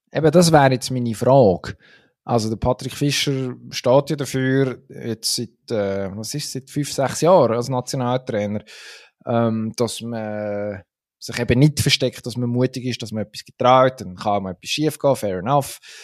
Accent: Switzerland; als Schweizer

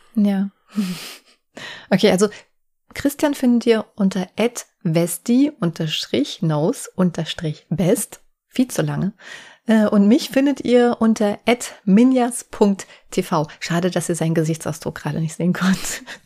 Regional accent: Offenbach am Main, Hesse, Germany; dass ich aus Offenbach komme

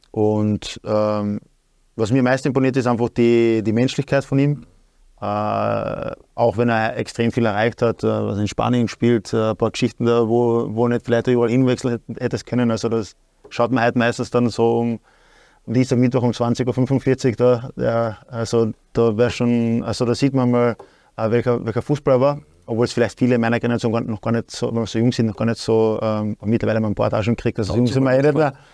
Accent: Klagenfurt, Carinthia, Austria; in Klagenfurt zum Beispiel, in meiner Heimatstadt

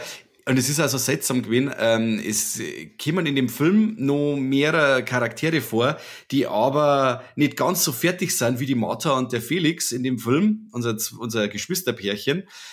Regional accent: Germany; als Deutscher

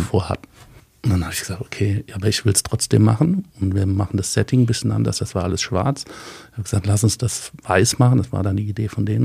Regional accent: Rheingau, Hesse, Germany; recht lange im Rheingau. Manche würde sagen, wir sind nicht aus der Pött gekommen, wir sind Stubbehocker

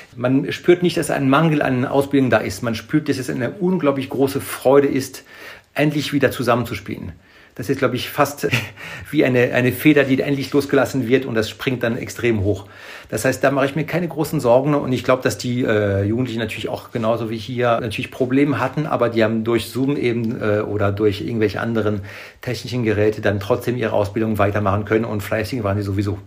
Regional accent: France; moved away; in Frankreich natürlich, wo ich herkomme

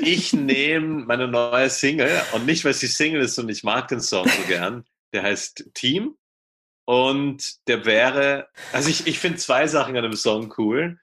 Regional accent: Vienna, Austria; ich komme aus Wien

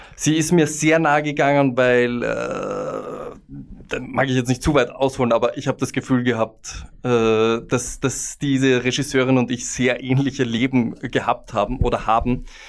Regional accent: Vienna, Austria; ich als Wiener

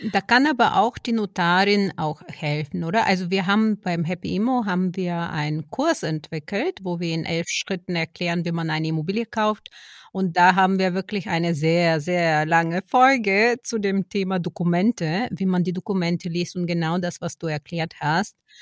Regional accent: Bulgaria; now in Germany; mein Heimatland, Bulgarien, wo ich herkomme

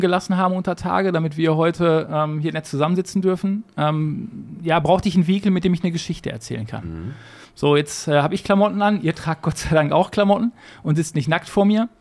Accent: Gladbeck, North Rhine-Westphalia, Germany; also born or lived in Bottrop; Ich bin in Bottrop geboren. Ja. Perfekt und habe dann nach fünf Minuten rüber gemacht, weil damals in Gladbeck keine Kinderstation gab im Krankenhaus.

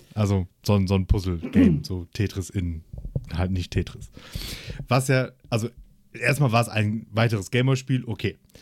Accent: Essen, North Rhine-Westphalia, Germany; ich so als, als Essener Jung

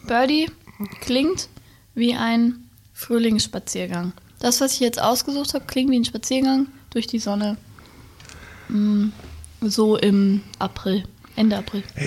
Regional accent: Wendland, Lower Saxony, Germany; also born or lived in Berlin; Heimat ist ein Fuß Berlin, ja. der andere Fuß Wendland

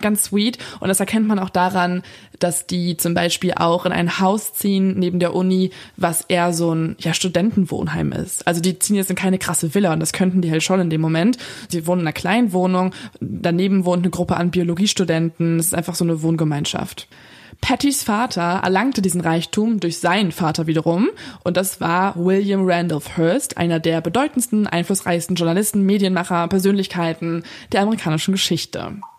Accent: Lippstadt, North Rhine-Westphalia, Germany; bei uns in Lippstadt

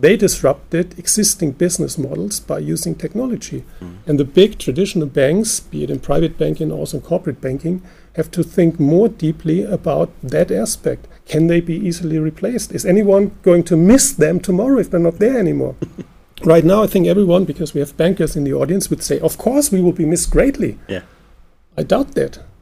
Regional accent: Germany; since we're from Germany

